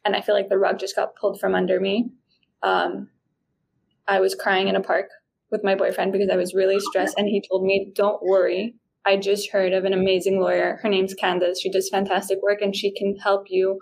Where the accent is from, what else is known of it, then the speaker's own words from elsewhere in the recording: Guatemala; first language Spanish; English is a second language; moved away; I'm originally from Guatemala